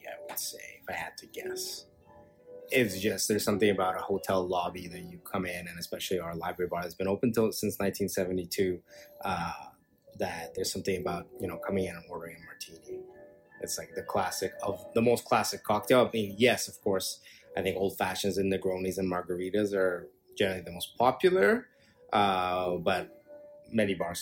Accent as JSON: {"language": "English", "town": "Montreal", "region": "Quebec", "country": "Canada", "tie": "born or raised there", "moved": "yes", "lives_now": "Toronto, Canada", "said": "I was raised in Montreal"}